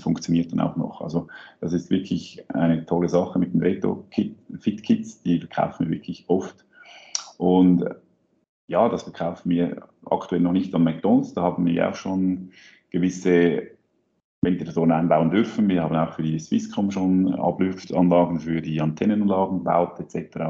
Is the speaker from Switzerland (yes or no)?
yes; Switzerland; bei uns in der Schweiz